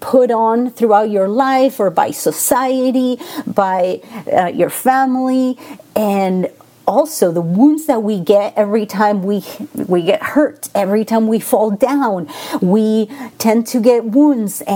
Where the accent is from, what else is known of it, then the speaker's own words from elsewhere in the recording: Argentina; English is a second language; now in Las Vegas, United States; I am originally from Argentina, so I have that. If you hear that accent, it's because I'm from Argentina.